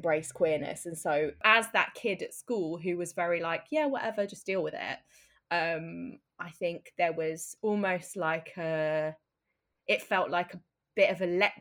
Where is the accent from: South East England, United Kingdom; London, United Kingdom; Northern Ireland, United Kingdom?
South East England, United Kingdom; Brighton; I grew up in Brighton, and Brighton, for anyone who doesn't know, is the UK gay capital.